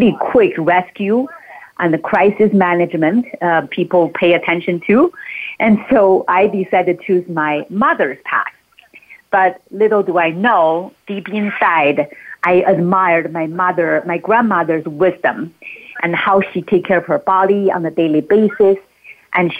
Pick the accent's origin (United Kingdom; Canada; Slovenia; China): China; Beijing; now in Mount Shasta, United States; I grew up in Beijing